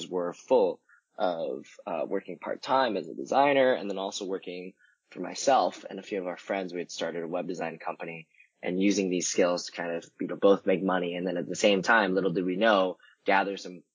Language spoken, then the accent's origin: English; Vancouver, British Columbia, Canada; moved away as an adult; now in San Francisco, United States; I was born and raised in Canada, in Vancouver. I moved down to San Francisco right after I'd graduated college.